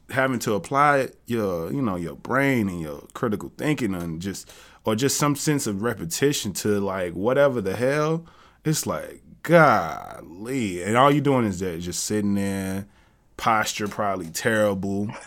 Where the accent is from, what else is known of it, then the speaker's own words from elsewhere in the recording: Jackson, Tennessee, United States; I'm from the South as well. I'm from Tennessee. And in Jackson, Tennessee